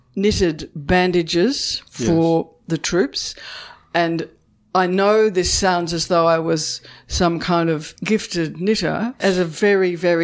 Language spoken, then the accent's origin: English; Launceston, Tasmania, Australia; I grew up in Launceston